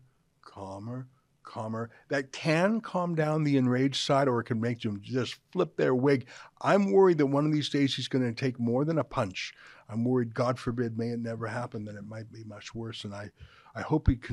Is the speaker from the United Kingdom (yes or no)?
no; Canada